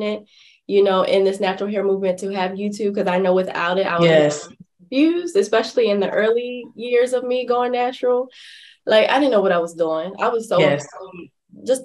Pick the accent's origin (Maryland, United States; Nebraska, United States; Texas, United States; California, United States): Maryland, United States; also born or lived in Atlanta, Georgia; I'm from Maryland